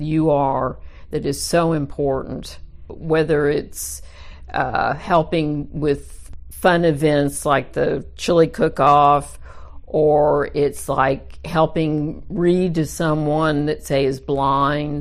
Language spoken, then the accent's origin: English; Dallas, Texas, United States; I'm native Dallas. I was born and raised in Dallas